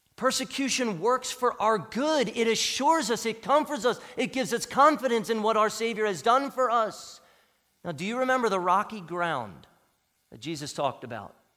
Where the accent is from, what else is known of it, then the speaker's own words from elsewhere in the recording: United States; as American Christians